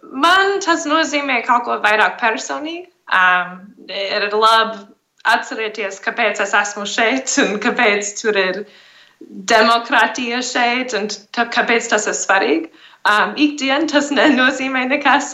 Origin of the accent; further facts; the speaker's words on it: Arizona, United States; moved away as an adult; also born or lived in India / South Africa; now in Riga, Latvia; es uzaugu Arizonas štatā ASV